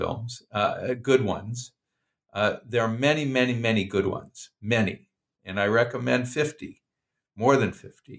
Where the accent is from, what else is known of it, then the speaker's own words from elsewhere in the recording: Oregon, United States; I'm from Oregon